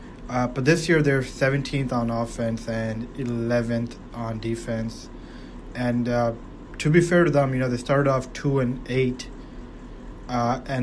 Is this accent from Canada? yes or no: yes; Toronto, Ontario, Canada; I'm from Toronto